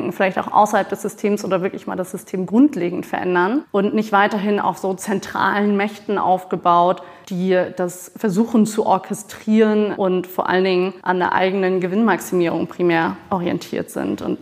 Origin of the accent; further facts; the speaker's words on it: Hamburg, Germany; Ich bin so seit drei Jahren, gut drei Jahren wieder zurück in Hamburg.